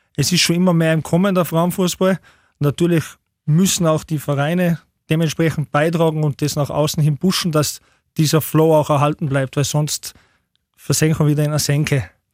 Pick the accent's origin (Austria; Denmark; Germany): Austria; Tyrol; moved away as an adult; now in Upper Austria, Austria; Ich bin zwar halb Deutscher und halb Österreicher, aber bin halt in Tirol aufgewachsen